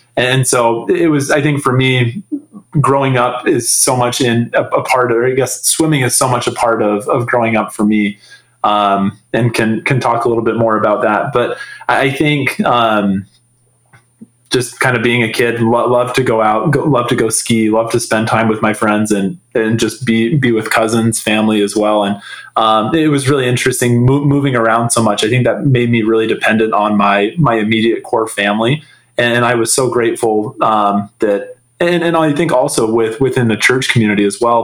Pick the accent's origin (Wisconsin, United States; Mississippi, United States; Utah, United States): Utah, United States; Salt Lake City; So I grew up in Salt Lake City, from the age of 12 on. Previous to that, my family had moved around a lot, growing up, but Salt Lake City was always home.